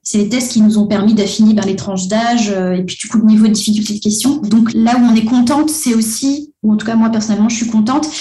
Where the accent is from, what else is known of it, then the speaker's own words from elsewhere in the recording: Antananarivo, Analamanga, Madagascar; moved away as an adult; now in France; moi, j'ai grandi à Madagascar, comme Oug, mais depuis une dizaine d'années, j'habite en France